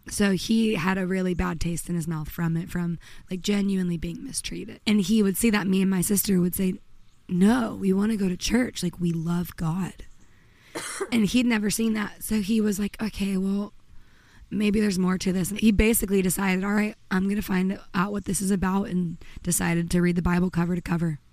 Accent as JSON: {"language": "English", "town": "Redondo Beach", "region": "California", "country": "United States", "tie": "born or raised there", "also_born_or_lived": "Pennsylvania / Nashville", "moved": "as an adult", "said": "I grew up in Los Angeles suburbs in Redondo Beach, which was kind of like a sleepy surfer town"}